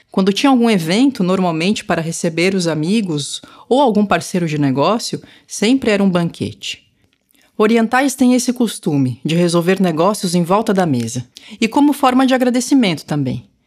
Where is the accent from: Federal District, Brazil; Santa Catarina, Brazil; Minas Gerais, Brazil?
Santa Catarina, Brazil; Florianópolis; Tenho lembranças da minha infância em Florianópolis, mas pouca coisa da cultura tradicional asiática.